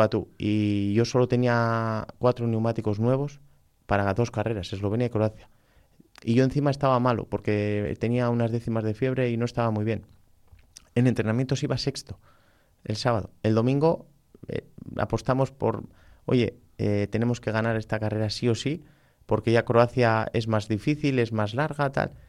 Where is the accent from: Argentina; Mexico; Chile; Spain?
Spain; Balmaseda, Basque Country; yo soy de Balmaseda